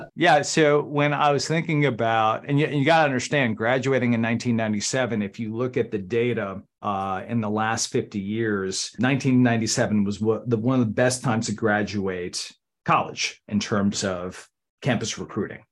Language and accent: English; Randolph, New Jersey, United States; moved away as an adult; now in Washington, D.C., United States; I grew up in Randolph, New Jersey, outside of Morristown